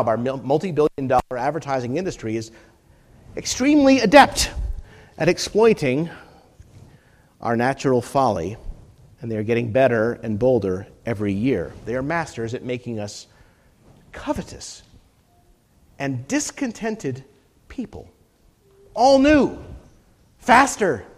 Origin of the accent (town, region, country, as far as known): United States